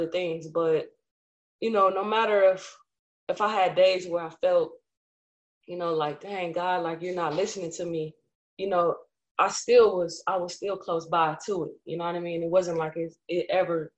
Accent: Chicago, Illinois, United States; also born or lived in California; My mom was a housewife, and we moved to Chicago.

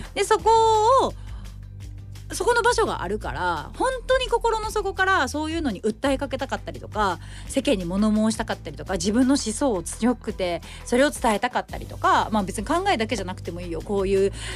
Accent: Japan; 日本で生まれ育った

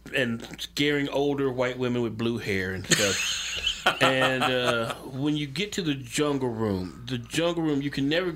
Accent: Memphis, Tennessee, United States; I'm from Memphis, man, and I'm a huge music person. I live less than a minute away from what used to be the original Stax Records.

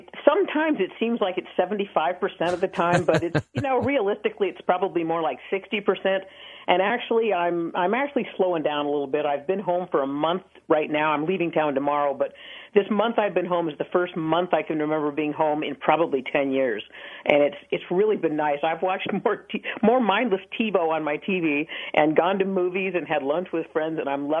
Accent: Seattle, Washington, United States; moved away as an adult; now in Las Vegas, United States; I'm from Seattle, Washington

